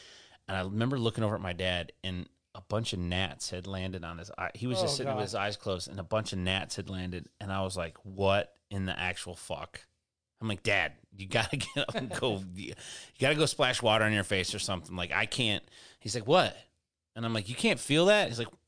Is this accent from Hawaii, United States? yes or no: no; Detroit, Michigan, United States; In Michigan, I romanticize about being from Michigan just because I'm from Michigan. Lots of good things happen there. I'm happy with, you know what I mean? Like the whole thing, just run the gamut of it. Like I'm proud to be from Detroit.